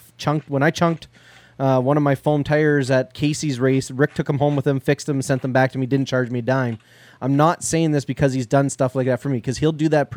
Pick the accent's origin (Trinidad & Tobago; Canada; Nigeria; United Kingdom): Canada; I'm Canadian